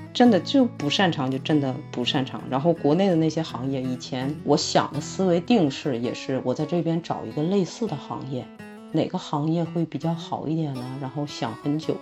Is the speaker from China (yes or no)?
yes; Northeast China, China; now in Miami, United States; 但是我也是个东北人